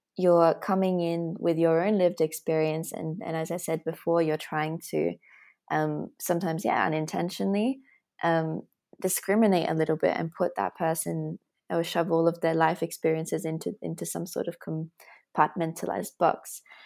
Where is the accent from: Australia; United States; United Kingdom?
Australia; moved away as an adult; also born or lived in Latvia; now in Berlin, Germany; I'm Latvian, Australian, and I live in Berlin